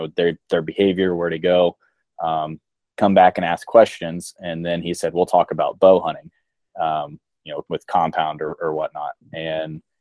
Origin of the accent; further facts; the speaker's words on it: Ohio, United States; born and raised in Ohio my whole life